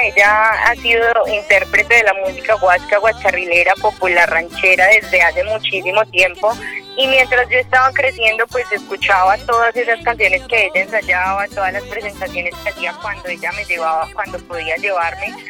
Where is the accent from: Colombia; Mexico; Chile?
Colombia; Medellín, Antioquia; soy paisa, pero paisa, paisa, yo soy de Medellín